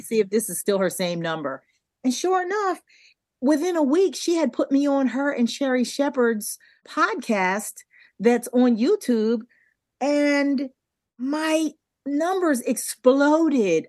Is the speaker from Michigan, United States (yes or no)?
no; Delaware, United States; We grew up in Delaware